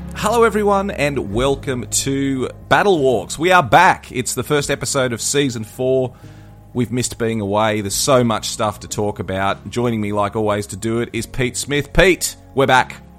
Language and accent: English; Australia; as an Aussie